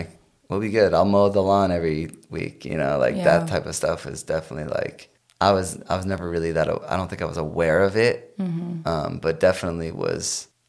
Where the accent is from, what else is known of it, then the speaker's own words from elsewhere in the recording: Chicago, Illinois, United States; But I came from Chicago, so I feel like Chicago like got me like prepped, you know?